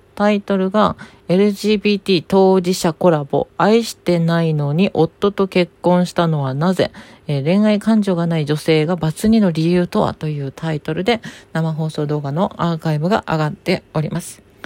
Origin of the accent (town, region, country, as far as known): Hitoyoshi, Kumamoto, Japan; born or raised there